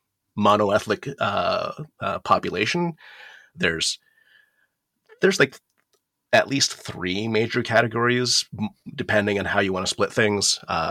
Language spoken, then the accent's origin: English; Okinawa, Japan; moved away; also born or lived in United States; I was partially raised in Japan. I grew up there in Okinawa. Because my family is specifically Ryukyuan, so like a separate ethnic group from what most people consider Japanese.